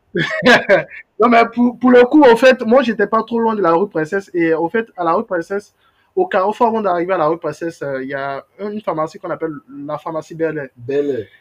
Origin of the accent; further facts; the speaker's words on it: Abidjan, Côte d’Ivoire; en tant qu'Abidjanais, oui, moi, il faut savoir que moi, j'ai vécu dans... Enfin, je je suis né, je suis né à Trècheville. Mes parents ont vécu, euh, enfin, depuis mon enfance, moi j'ai vécu à Yopougon